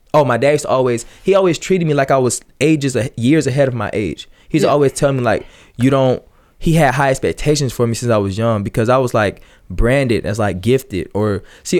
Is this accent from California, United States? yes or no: no; Atlanta area, Georgia, United States; born or raised there; also born or lived in Ellenwood, Georgia / Riverdale, Georgia